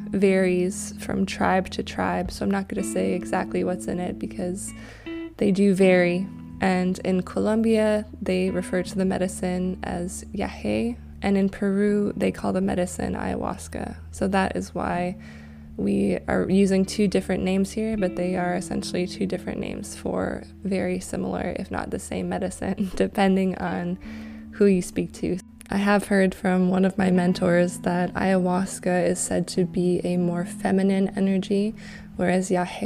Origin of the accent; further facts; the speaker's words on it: Canada; you're from the UK, I'm from Canada, and we didn't exactly grow up in that sort of circumstance.